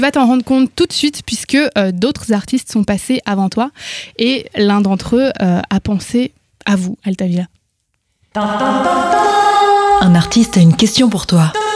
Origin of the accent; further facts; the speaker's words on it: Bugey, Auvergne-Rhône-Alpes, France; Ma région natale